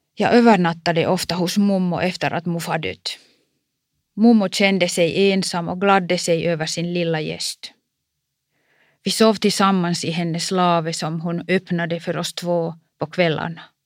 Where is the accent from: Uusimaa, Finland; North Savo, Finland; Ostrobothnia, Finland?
North Savo, Finland; Kuopio; Min hemstad Kuopio